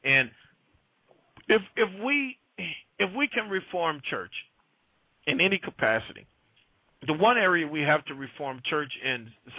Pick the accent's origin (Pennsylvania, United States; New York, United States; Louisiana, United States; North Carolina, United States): Louisiana, United States; New Orleans; Yeah, well, you know, I'm from the Lower Ninth Ward.